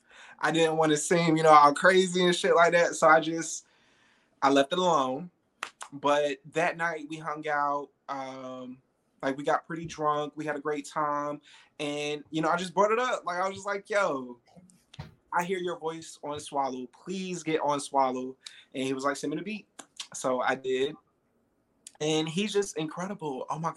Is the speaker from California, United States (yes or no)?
no; Fayetteville, North Carolina, United States; also born or lived in Miami, Florida; I'm originally from Miami, Florida, but I was raised in Fayetteville, North Carolina.